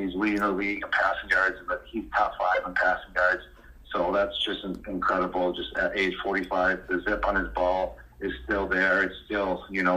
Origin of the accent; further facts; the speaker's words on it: Buffalo, New York, United States; I'm from Buffalo